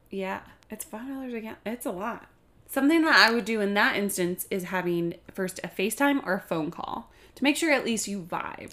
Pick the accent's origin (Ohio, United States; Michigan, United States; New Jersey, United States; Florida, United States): Michigan, United States; Kalamazoo; moved away as an adult; now in Grand Rapids, United States; I am from Kalamazoo, Michigan